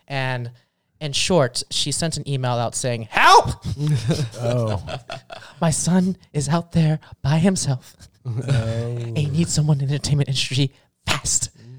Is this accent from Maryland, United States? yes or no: yes; Baltimore County, Maryland, United States; I am originally from Baltimore, Maryland. Okay. Not the city, the county.